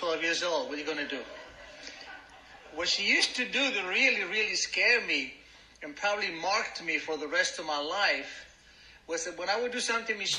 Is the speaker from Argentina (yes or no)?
yes; Argentina; English is a second language; moved away as an adult; now in United States; My father was an Arab, my mother was an Italian, and I was born in Argentina